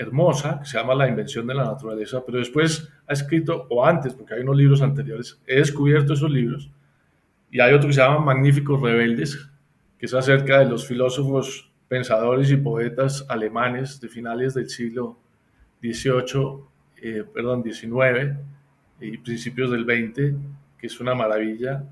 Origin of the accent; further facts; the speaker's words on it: Colombia; a nosotros como colombianos